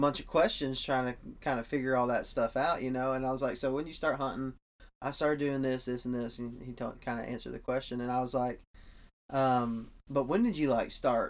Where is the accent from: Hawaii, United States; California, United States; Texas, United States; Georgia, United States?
Texas, United States; West; moved away; I'm from West Texas, and we have jackrabbits up there